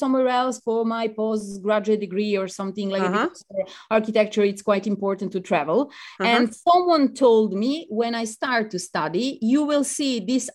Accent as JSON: {"language": "English", "country": "Serbia", "second_language": "English", "moved": "as an adult", "lives_now": "Venice, Italy", "said": "I'm from Serbia"}